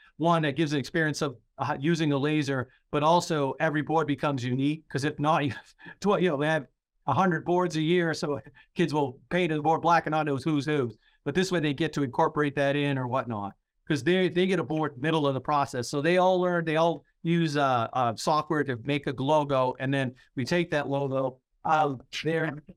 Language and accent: English; Maine, United States; I'm from Maine.